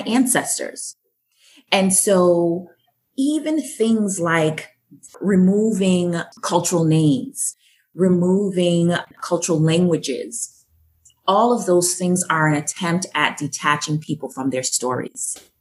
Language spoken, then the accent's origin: English; Boston, Massachusetts, United States; born or raised there; accent: Yankee twang; also born or lived in Jamaica